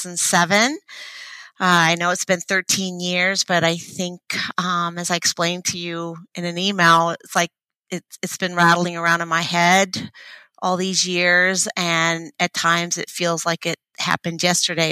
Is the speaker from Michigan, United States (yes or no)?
no; Oregon, United States; we're from Oregon